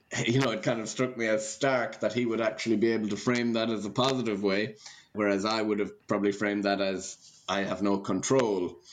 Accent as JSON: {"language": "English", "country": "Ireland", "said": "Gaelic games is one of the aspects about being Irish that I'm very proud of."}